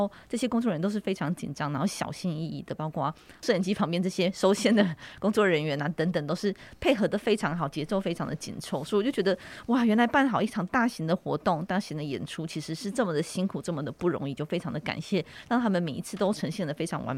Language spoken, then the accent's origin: Chinese; Miaoli County, Taiwan; 我在客家庄长大，我在苗栗长大嘛，所以我的台语和客语其实都非常的不好，就是可以听